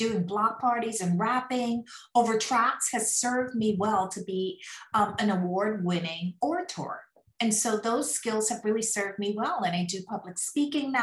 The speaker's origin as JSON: {"language": "English", "town": "New York City", "region": "New York", "country": "United States", "tie": "born or raised there", "said": "I grew up in Queens, New York. So New York City is my hometown. That's where we put our stamp. Born and raised"}